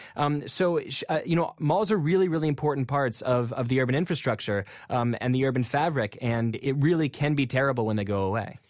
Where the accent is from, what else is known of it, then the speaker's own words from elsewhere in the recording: McLean, Virginia, United States; I'm from McLean, Virginia